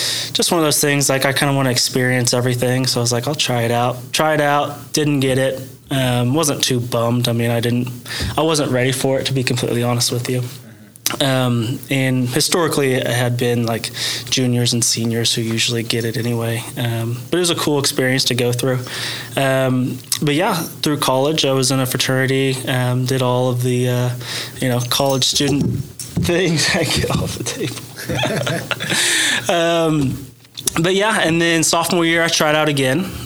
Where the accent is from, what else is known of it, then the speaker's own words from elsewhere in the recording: Sapulpa, Oklahoma, United States; I was born and raised in Sepulpa, Oklahoma